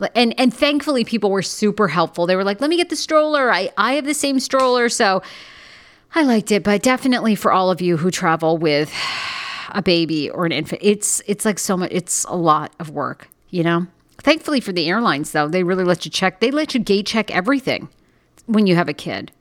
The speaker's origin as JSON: {"language": "English", "country": "United States", "said": "being an American"}